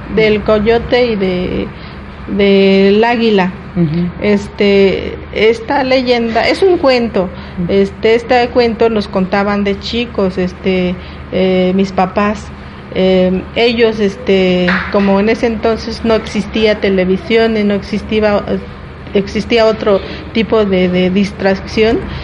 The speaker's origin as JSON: {"language": "Spanish", "region": "State of Mexico", "country": "Mexico", "said": "nosotros los eh, indígenas mazaguas y otomíes que estamos aquí en el Estado de México"}